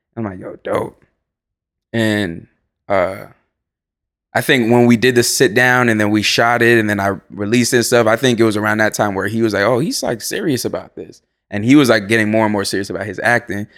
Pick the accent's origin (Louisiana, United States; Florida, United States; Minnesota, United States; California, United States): Florida, United States; moved away as an adult; also born or lived in Salem, Massachusetts / Boston, Massachusetts; now in Los Angeles, United States; I was raised in Florida